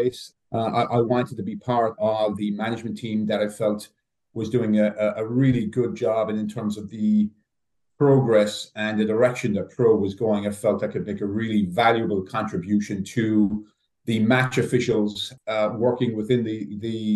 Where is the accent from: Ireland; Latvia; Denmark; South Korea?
Ireland; moved away as an adult; now in United States; I'm from Ireland originally. I refereed in the League of Ireland back home